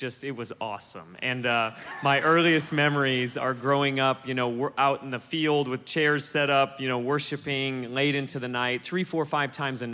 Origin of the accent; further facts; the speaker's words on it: mainland Alaska, United States; moved away as an adult; also born or lived in Hawaii; we moved to mainland Alaska. My most formative years are there. Small little town